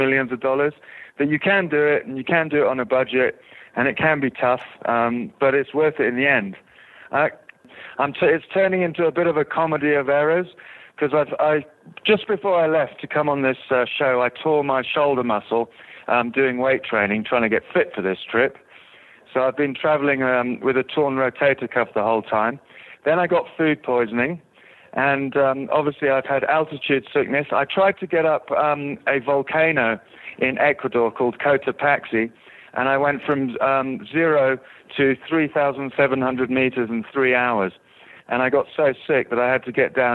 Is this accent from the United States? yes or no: no; South Africa; now in England; I'm actually from South Africa, but I've been in England for 20 years